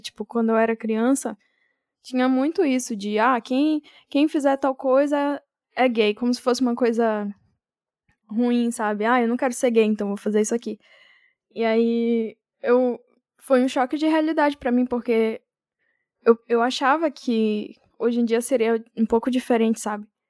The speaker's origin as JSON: {"language": "Portuguese", "region": "Amapá", "country": "Brazil", "moved": "yes", "lives_now": "São Paulo, Brazil", "said": "Eu sou do Amapá, mas eu tô morando agora em São Paulo"}